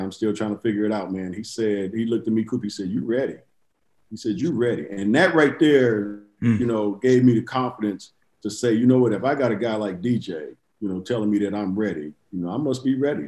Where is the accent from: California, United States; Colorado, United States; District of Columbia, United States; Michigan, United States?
California, United States; Inglewood; I'm from Inglewood too